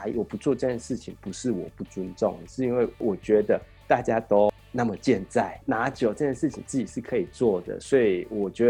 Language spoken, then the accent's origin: Chinese; Taiwan; moved away as an adult; now in Japan; 我他妈的就是一个台湾人，